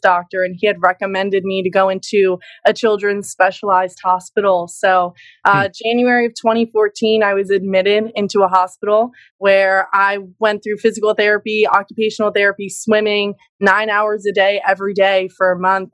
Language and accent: English; New Jersey, United States; also born or lived in Pennsylvania; my parents had moved to New Jersey. So I've been here my whole life, a Jersey girl